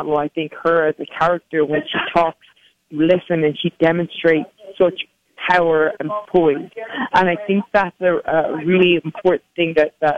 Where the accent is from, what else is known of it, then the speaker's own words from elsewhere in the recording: Dublin, Leinster, Ireland; growing up in Dublin, Ireland